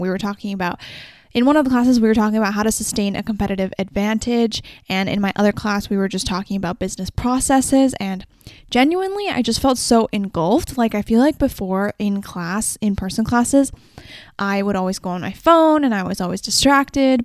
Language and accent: English; Vancouver, British Columbia, Canada; I'm also from Vancouver